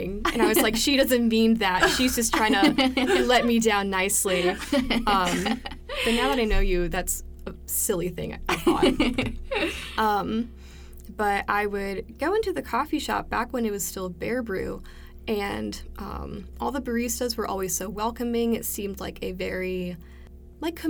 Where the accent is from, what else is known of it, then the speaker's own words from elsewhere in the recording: Maryland, United States; now in Cleveland, Tennessee, United States; I was born in Maryland, and I lived in the same house for my whole life